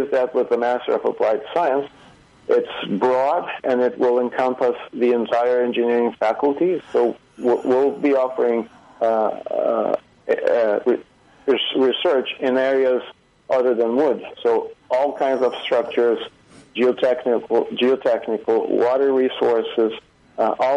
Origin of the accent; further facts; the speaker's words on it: Brazil; moved away as an adult; also born or lived in Toronto, Canada; now in Prince George, Canada; I was living in Brazil. The city I lived in, which is my hometown